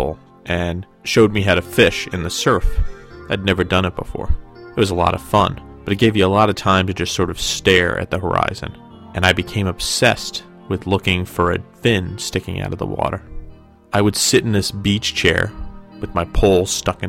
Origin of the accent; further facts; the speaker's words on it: New Jersey, United States; When I was a kid growing up in New Jersey